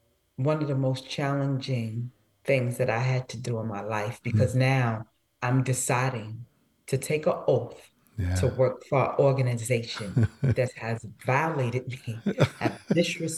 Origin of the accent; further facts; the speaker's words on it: New York City, New York, United States; growing up in Brooklyn